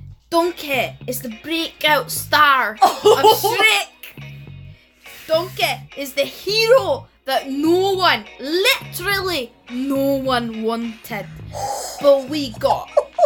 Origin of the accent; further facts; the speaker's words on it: Karnataka, India; first language Kannada; English is a second language; I'm a Kannadiga, right? I was raised in Karnataka. That's where most of my family lives. Mm-hmm. And a common insult in my language, which is Kannada, is katte